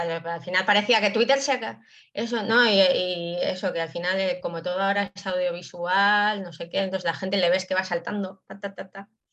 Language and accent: Spanish; Basque Country, Spain; yo que soy vasca